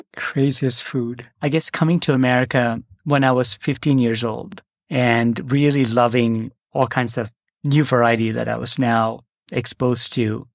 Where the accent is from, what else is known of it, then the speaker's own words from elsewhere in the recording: Kerala, India; also born or lived in Northeast India; now in United States; grew up in the Northeast for the first four years of my life and then came back down to the southern tip in a state called Kerala.